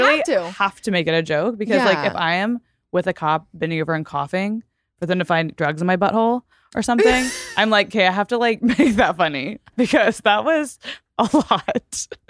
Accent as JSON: {"language": "English", "region": "Texas", "country": "United States", "tie": "born or raised there", "said": "so in Texas, and where I grew up in Texas, I went to a small private school"}